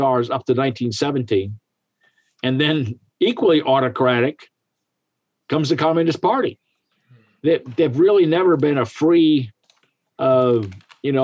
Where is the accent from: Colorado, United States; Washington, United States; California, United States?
California, United States; San Francisco Bay Area; moved away as an adult; also born or lived in Japan / Germany; grew up in the San Francisco Bay